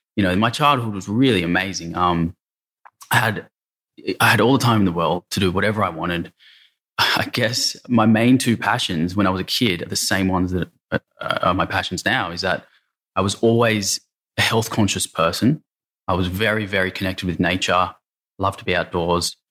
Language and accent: English; Sydney, New South Wales, Australia; grew up in the eastern suburbs of Sydney.